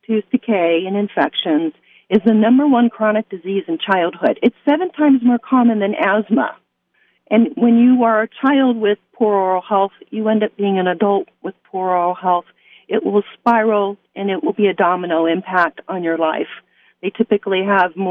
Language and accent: English; Las Vegas, Nevada, United States; I grew up in Las Vegas. I am a proud graduate of Chaparral High School